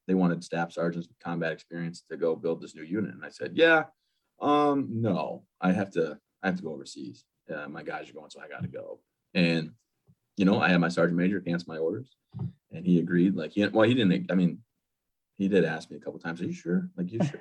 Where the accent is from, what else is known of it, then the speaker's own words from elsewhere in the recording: Michigan, United States; moved away as an adult; now in Maine, United States; I actually grew up in Michigan